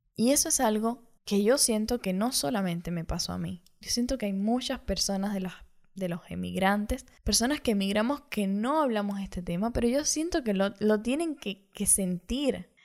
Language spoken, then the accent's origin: Spanish; Cuba; moved away as an adult; now in Montevideo, Uruguay; me fui desde Cuba hacia Montevideo, Uruguay